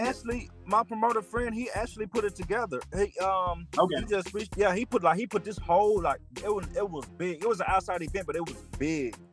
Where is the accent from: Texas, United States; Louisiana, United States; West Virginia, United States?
Louisiana, United States; Minden; also born or lived in Shreveport, Louisiana; I was born in Shreveport, Shreveport, but I was raised in Minden, which is um 30 45 minutes um from Shreveport.